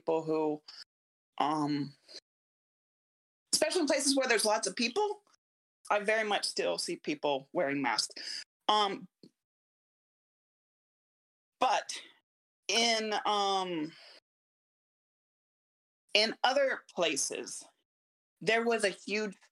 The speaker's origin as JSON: {"language": "English", "country": "United States", "said": "I'm American, very much American"}